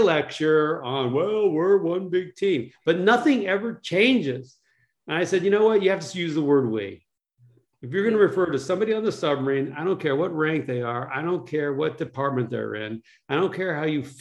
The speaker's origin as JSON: {"language": "English", "region": "Massachusetts", "country": "United States", "tie": "born or raised there", "said": "I was a geeky kid growing up in Massachusetts"}